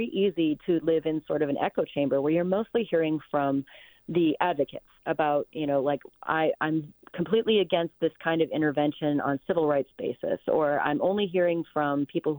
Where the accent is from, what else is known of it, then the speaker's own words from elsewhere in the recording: California, United States; hey, as a Californian, I do believe that it's important to intervene with compassion